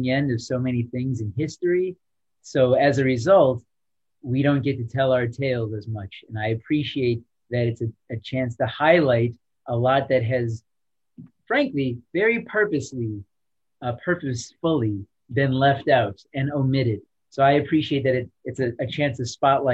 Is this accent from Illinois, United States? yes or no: yes; Chicago, Illinois, United States; moved away as an adult; also born or lived in St. Louis / Seattle; now in Miami, United States; I'm from Chicago, West Side